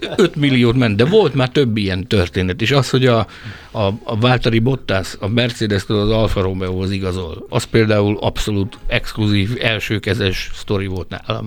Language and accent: Hungarian; Hungary; egyedüli hmm. magyarként